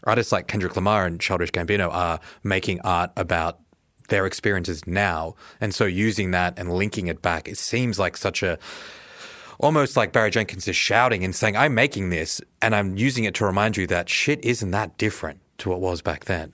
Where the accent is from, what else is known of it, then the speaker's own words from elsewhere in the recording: Australia; as an Australian